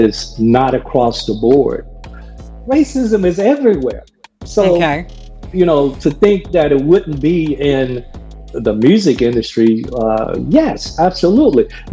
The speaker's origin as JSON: {"language": "English", "area": "Gadsden", "region": "Alabama", "country": "United States", "tie": "born or raised there", "said": "I've lived with racism growing up in Gaston, Alabama."}